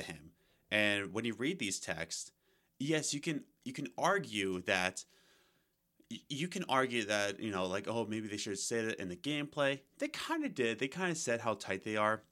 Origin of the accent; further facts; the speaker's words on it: United States; I'm an American